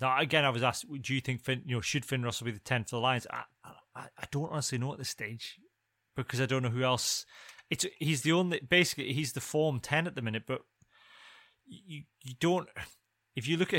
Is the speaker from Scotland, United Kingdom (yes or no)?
yes; Scotland, United Kingdom; as Scottish people